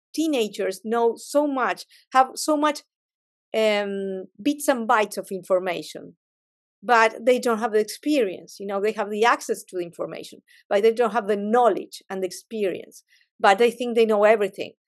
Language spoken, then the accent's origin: English; Argentina; I'm a Latin, I'm from Argentina